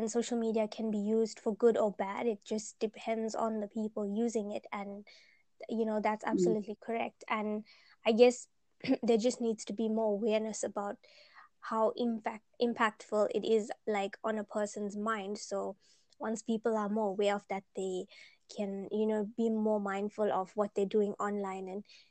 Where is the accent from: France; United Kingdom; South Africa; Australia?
South Africa; we're from South Africa